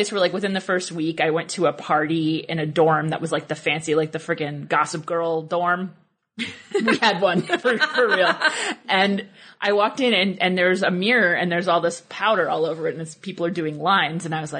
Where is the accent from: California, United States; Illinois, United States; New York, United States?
New York, United States; New York City; moved away as an adult; also born or lived in Massachusetts; I'm from New York City originally. I'm from Brooklyn